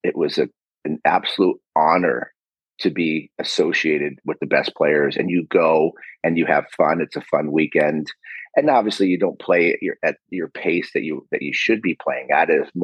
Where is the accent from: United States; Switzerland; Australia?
United States; Chicago, Illinois; my hometown of Chicago